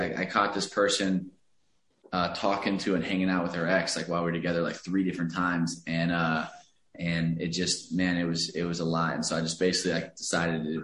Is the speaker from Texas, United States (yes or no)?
yes; Alvarado, Texas, United States; moved away as an adult; now in Los Angeles, United States; I grew up in a very, very small town outside of Dallas. There was a couple thousand people in my hometown